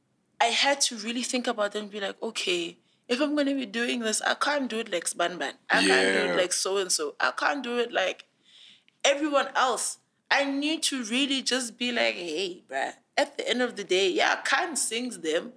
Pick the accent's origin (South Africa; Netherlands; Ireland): South Africa; Tongaat, KwaZulu-Natal; Exactly, because I'm from Tongat. Like, about 15, 20 minutes walk to the Hewlett factory. I'm from a factory town. I might have had access to, like, very good education, but essentially that's where I'm from.